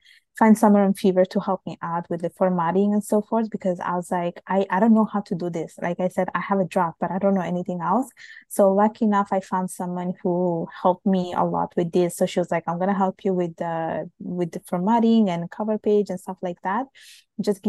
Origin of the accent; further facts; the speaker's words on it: Italy; now in Montreal, Canada; my parents are from Bangladesh, and I was born and raised in Italy